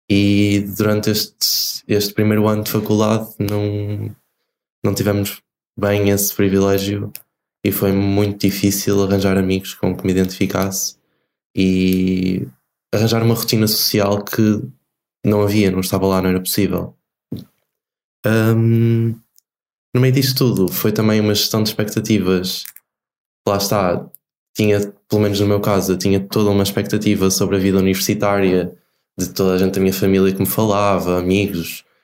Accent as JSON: {"language": "Portuguese", "town": "Barcelos", "region": "Norte", "country": "Portugal", "said": "eu sou de Barcelos, que é Nesse sentido, sou quase vizinho da Maria. Viemos os dois aqui do Norte."}